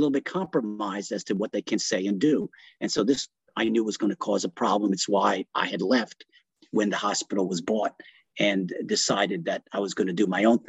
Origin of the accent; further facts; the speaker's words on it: New York, United States; first language Italian; English is a second language; moved away as an adult; also born or lived in Italy / Cleveland; I grew up in New York